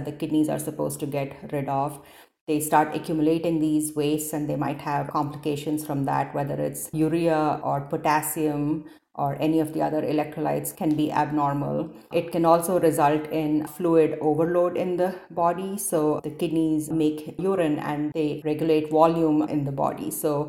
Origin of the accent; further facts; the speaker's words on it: India; moved away as an adult; also born or lived in Detroit / Cincinnati; now in Seattle, United States; I grew up in India and I did my initial medical school training there